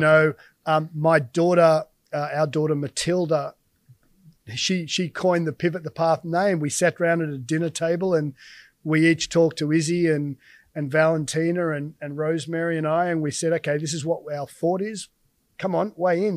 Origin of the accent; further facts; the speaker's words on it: Australia; as an Aussie